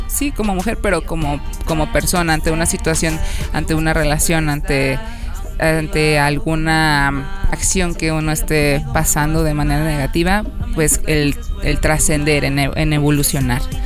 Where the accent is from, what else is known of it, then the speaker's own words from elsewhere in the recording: Colima, Mexico; moved away as an adult; now in Veracruz, Mexico; del occidente del país, como ya lo mencionaste, Iván, vengo de Colima